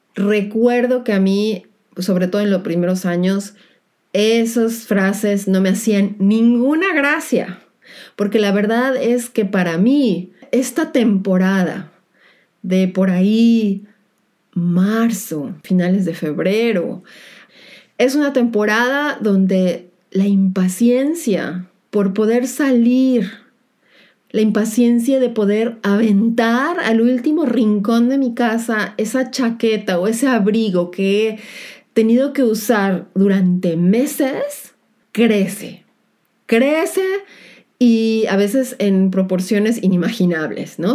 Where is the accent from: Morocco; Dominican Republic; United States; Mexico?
Mexico; now in Germany; mi país de origen, México